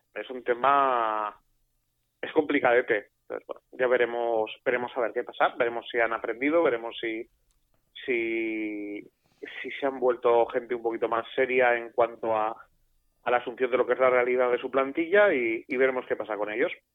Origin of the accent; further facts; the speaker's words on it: Basque Country, Spain; yo soy vasco